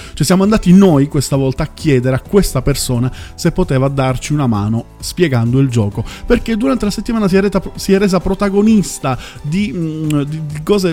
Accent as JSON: {"language": "Italian", "region": "Southern Italy", "country": "Italy", "said": "parlo io d- da terrone"}